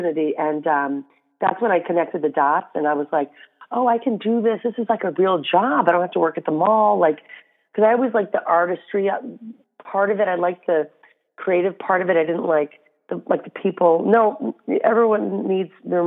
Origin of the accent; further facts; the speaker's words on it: Flint, Michigan, United States; moved away as an adult; also born or lived in New York; I'm from Flint, Michigan